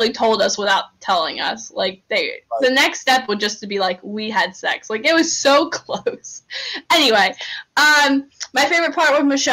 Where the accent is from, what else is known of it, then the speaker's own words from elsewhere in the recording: New Jersey, United States; I'm from New Jersey, which is, like, pretty close to Pennsylvania.